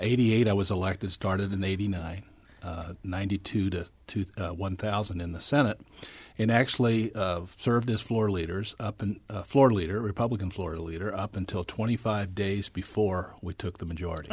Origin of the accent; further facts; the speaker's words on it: St. Charles, Missouri, United States; when I was growing up in Saint Charles, almost all my friends, their dads worked at Mack